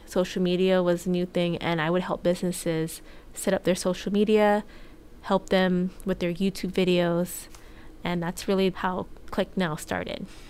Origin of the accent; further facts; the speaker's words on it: Hawaii, United States; moved away as an adult; I had a good childhood growing up in Hawaii.